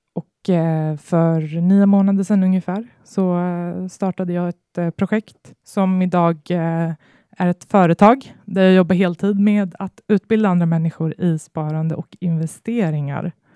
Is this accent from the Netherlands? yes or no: no; Botkyrka, Stockholm County, Sweden; jag växte upp i Stockholmsförorten Fittja